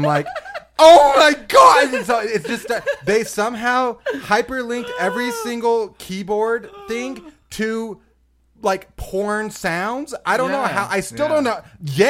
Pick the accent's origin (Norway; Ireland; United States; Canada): Ireland; I have these are my Guinness things. I had the shirt. I'm from Ireland.